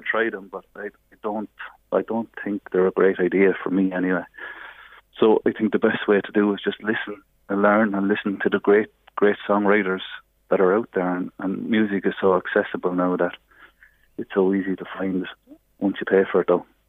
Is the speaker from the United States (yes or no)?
no; Navan, Leinster, Ireland; we grew up together in Navan, more or less next door to each other